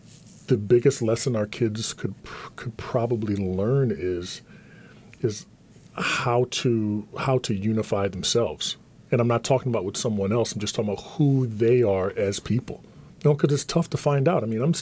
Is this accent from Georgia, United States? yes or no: no; Atlantic City, New Jersey, United States; growing up in Atlantic City was a melting pot of all different cultures.